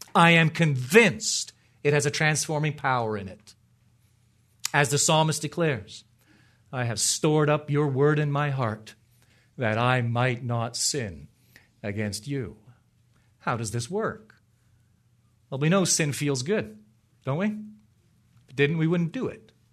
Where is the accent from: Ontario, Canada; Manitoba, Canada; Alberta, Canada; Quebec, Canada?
Ontario, Canada; moved away; I grew up in Ontario, the real Ontario, in Canada. Just north of Toronto.